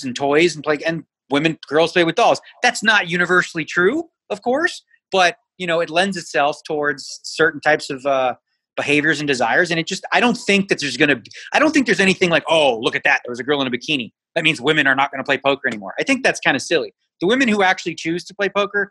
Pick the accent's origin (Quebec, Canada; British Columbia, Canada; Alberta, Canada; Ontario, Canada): Ontario, Canada; Toronto; now in Las Vegas, United States; I grew up in Toronto